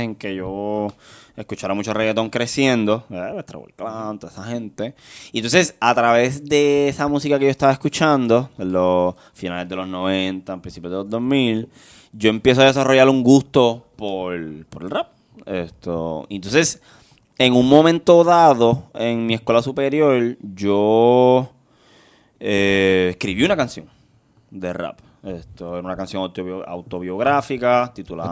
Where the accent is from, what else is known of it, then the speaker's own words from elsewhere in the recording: Guaynabo, Puerto Rico; yo soy del barrio Monacillo. sector está en la Marina de Guaynabo